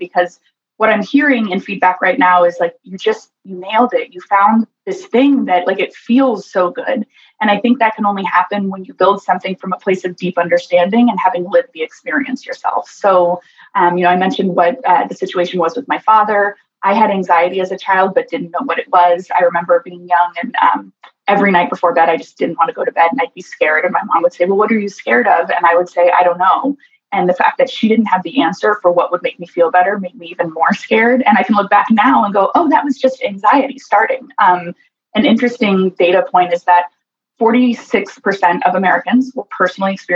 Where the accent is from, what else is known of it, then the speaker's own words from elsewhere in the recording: Costa Rica; born in Costa Rica to a father with schizophrenia